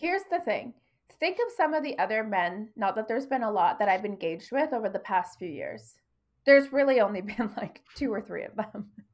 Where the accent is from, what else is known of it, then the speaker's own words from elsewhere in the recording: Toronto, Ontario, Canada; moved away; I'm from Toronto.